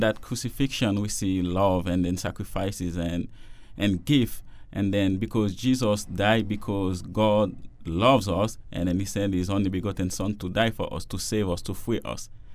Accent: Haiti; now in Toronto, Canada; I'm a Jesuit from Haiti. And I'm doing theology now in Toronto at Regis College.

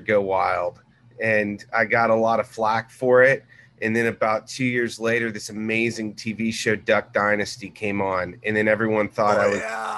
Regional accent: Corpus Christi, Texas, United States; now in Dallas, United States; I grew up in Corpus Christi.

